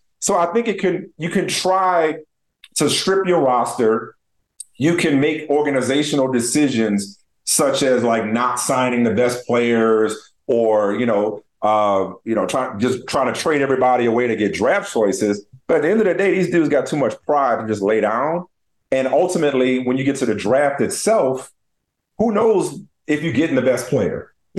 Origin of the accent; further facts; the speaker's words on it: New Orleans, Louisiana, United States; I'm from New Orleans.